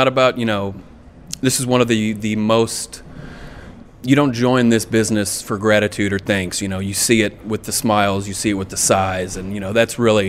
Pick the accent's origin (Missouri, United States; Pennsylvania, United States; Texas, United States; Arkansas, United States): Arkansas, United States; Gamaliel; moved away; I grew up way back in Gamaliel, Arkansas. I have three brothers. My mother's side of the family is Italian